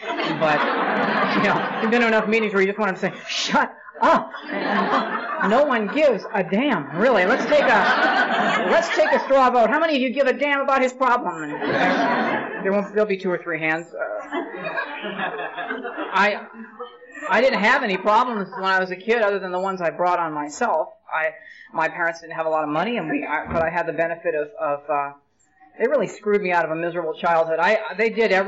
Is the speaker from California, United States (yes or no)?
yes; Glendale, California, United States; I was born in Southern California. I've lived there all my life. I was born in Glendale